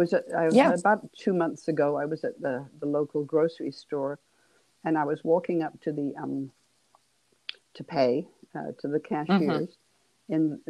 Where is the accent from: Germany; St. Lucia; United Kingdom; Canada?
United Kingdom; England; but you probably gathered I'm from England. And we played hockey.